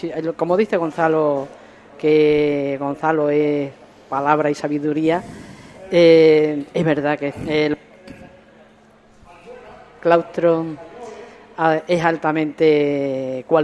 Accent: Extremadura, Spain; now in Cádiz, Spain; Vivimos mm, como extremeños, vivimos como extremeños y como andaluces, cada uno donde estamos ubicados. Mi caso es en Cádiz, dentro de Andalucía, y vivimos nuestra Extremadura en Cádiz y vivimos nuestra Andalucía en Cádiz.

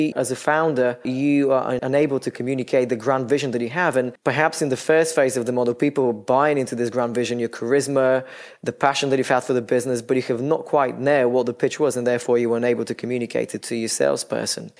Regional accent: Bulgaria; moved away as an adult; now in London, United Kingdom; I'm originally from Bulgaria. I've lived in London for some 16 years now.

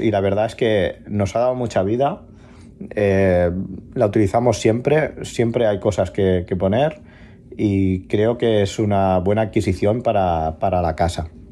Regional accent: La Canonja, Catalonia, Spain; now in Barcelona, Spain; de La Canonja, pero ahora vivo en Barcelona

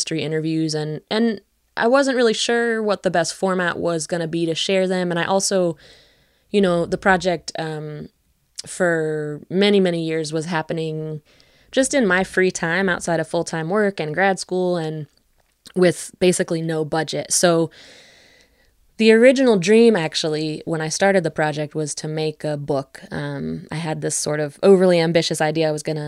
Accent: West Virginia, United States; moved away as an adult; also born or lived in Western Massachusetts; But I grew up in West Virginia. I grew up mostly on the border of Greenbrier and Pocahontas counties.

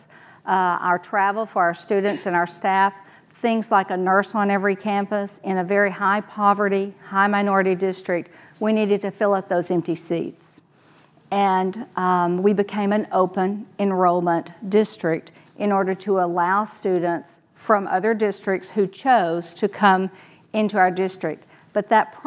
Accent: Texas, United States; Me too. And I had a great experience there

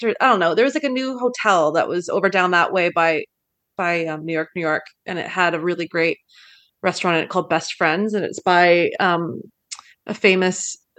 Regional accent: Canada; As a Canadian who doesn't get that stuff regularly

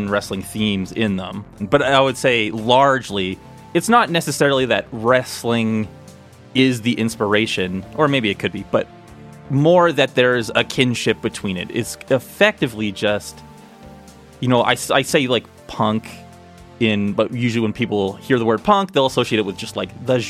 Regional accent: Red Deer, Alberta, Canada; I'm from Red Deer.

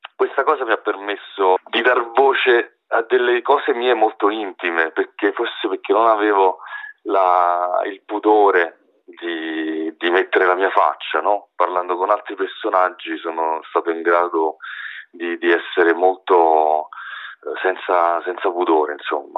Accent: Naples, Campania, Italy; now in Rome, Italy; vivo da tanti anni eh, a Roma e diciamo che io chiaramente mh, sono cresciuto, crescendo a Napoli

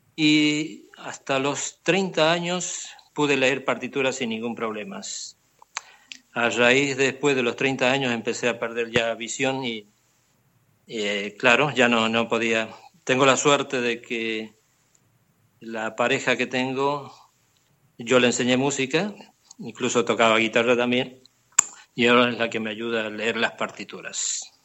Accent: Argentina; moved away as an adult; now in Barcelona, Spain; he resido en Barcelona hace 22 años, pero procedo de Argentina. Hice toda la carrera musical en Argentina

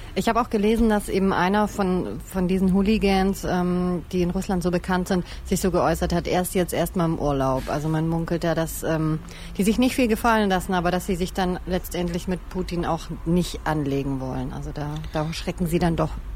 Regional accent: the Stuttgart area, Baden-Württemberg, Germany; Ich komme ja auch aus der Ecke

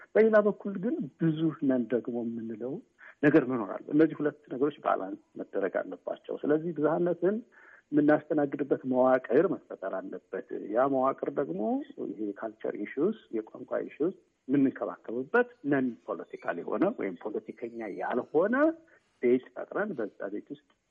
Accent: North Shewa, Amhara, Ethiopia; moved away as an adult; ወደ ሰሜን ሸዋ እኔ ተወልጄ ያደኩት ወደዛ ነው

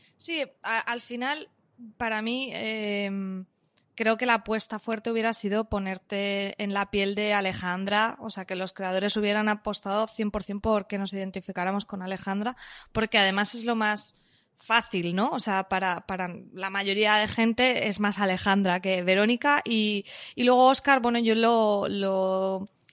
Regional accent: Valencian Community, Spain; yo soy valenciana

